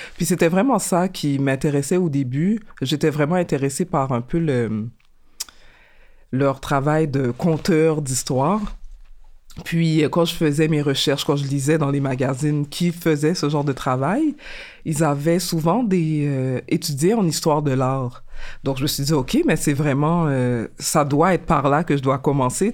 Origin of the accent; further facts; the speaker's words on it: Montreal, Quebec, Canada; je suis euh, née et j'ai grandi à Montréal, donc je suis originaire euh, d'ici.